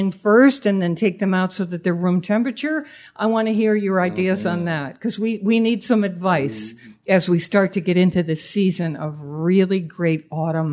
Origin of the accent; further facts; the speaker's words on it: Manchester, Connecticut, United States; growing up in Manchester, Connecticut